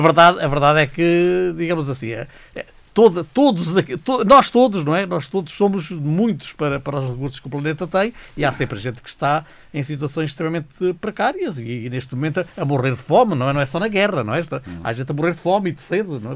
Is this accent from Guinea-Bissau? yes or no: no; Beira Interior, Portugal; moved away; voltar à minha memória, digamos, beirã, eh, aldeando, beira interior